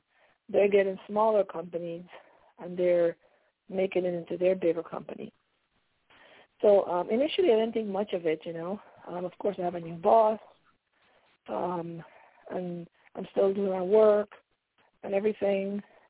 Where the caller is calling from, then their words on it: Pennsylvania, United States; I'm calling from Pennsylvania.